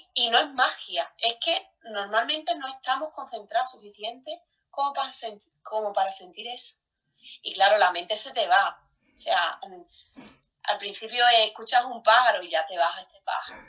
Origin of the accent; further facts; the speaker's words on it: Spain; moved away; somos españoles